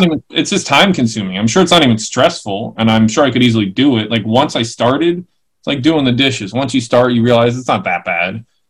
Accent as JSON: {"language": "English", "region": "New York", "country": "United States", "tie": "born or raised there", "moved": "yes", "lives_now": "San Francisco, United States", "said": "Growing up in New York"}